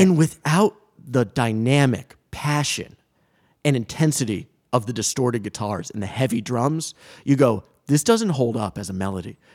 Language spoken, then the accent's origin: English; Coventry, Rhode Island, United States; we live in Rhode Island, I grew up in Rhode Island.